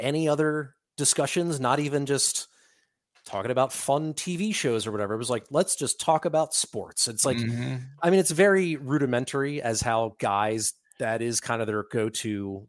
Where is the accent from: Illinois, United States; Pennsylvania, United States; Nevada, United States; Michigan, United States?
Pennsylvania, United States; Philadelphia; we're immediately on the same page because we are from Philadelphia